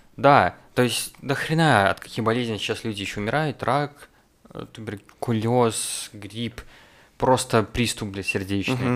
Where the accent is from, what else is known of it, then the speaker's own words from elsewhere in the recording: Rogachev, Gomel Region, Belarus; у себя на родине, в Роге, в Рогачеве